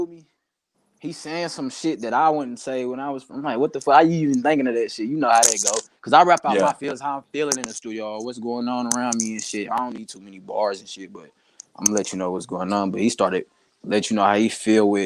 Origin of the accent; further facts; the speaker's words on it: Knoxville, Tennessee, United States; I'm from Knoxville, Tennessee